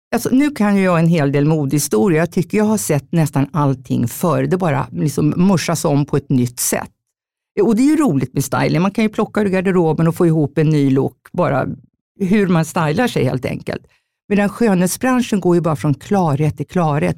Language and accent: Swedish; Jämtland, Sweden; moved away; also born or lived in Stockholm; jag är egentligen från Jämtland, en bondstorsa helt enkelt, uppfött på älgkött